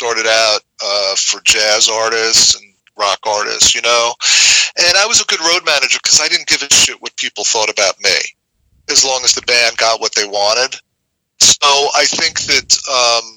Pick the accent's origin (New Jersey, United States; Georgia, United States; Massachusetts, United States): Massachusetts, United States; Boston; also born or lived in New York; It was my hometown show and family's there